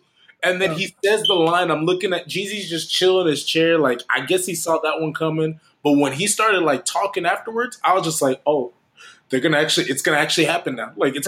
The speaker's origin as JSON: {"language": "English", "town": "Birmingham", "region": "Alabama", "country": "United States", "tie": "born or raised there", "said": "I was born in Birmingham."}